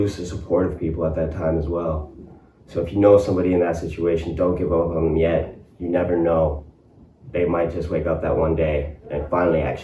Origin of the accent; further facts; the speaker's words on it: Colborne, Ontario, Canada; also born or lived in Ottawa; now in Cornwall, Canada; move back to my hometown and get into construction